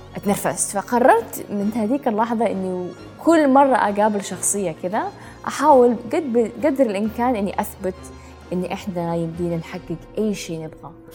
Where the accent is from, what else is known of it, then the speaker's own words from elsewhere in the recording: Jeddah, Makkah Province, Saudi Arabia; moved away; also born or lived in United Arab Emirates; من السعودية من جدة من حي الروضة تربيت